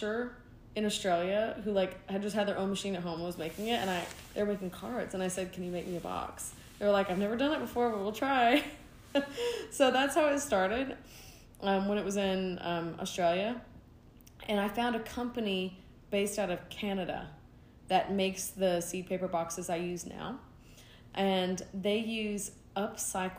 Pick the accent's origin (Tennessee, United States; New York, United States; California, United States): Tennessee, United States; East; I grew up in East Tennessee in the mountains, in the Appalachians